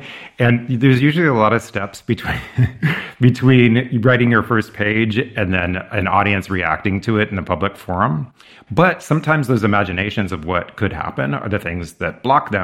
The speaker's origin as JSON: {"language": "English", "region": "California", "country": "United States", "tie": "born or raised there", "also_born_or_lived": "Massachusetts", "moved": "as an adult", "said": "where I grew up in California"}